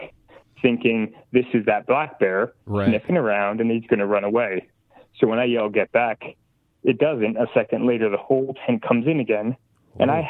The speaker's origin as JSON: {"language": "English", "region": "New Jersey", "country": "United States", "said": "I'm from New Jersey"}